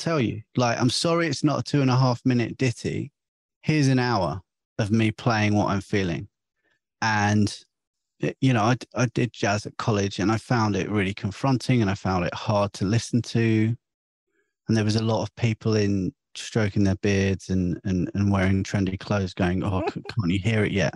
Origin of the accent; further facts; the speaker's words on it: St Albans, East of England, United Kingdom; I'm from St Albans